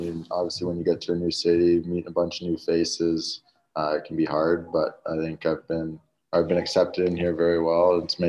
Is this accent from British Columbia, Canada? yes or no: yes; North Vancouver, British Columbia, Canada; Obviously, growing up, you're just outside of the city, but you still kind of have the big city feel, like you said.